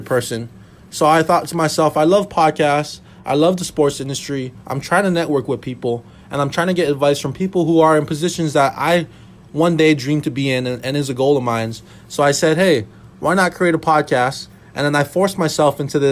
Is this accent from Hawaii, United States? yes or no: yes; Hawaii, United States; moved away as an adult; now in Minnesota, United States; I was born and raised in Hawaii, and I decided to go all the way to school in Minnesota, and I still live here today